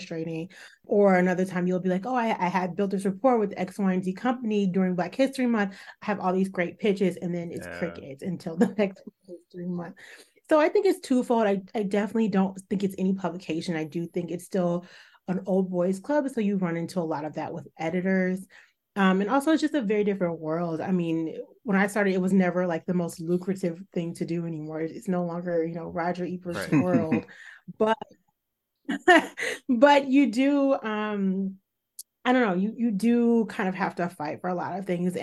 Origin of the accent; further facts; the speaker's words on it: Chicago, Illinois, United States; now in New York, United States; I live in New York. I'm from Chicago.